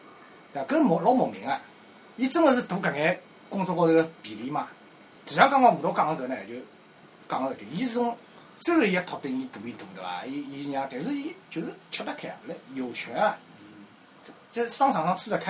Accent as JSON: {"language": "Chinese", "region": "Fujian", "country": "China", "accent": "Fujian", "said": "不。好意思哦，我讲有点福建口音。"}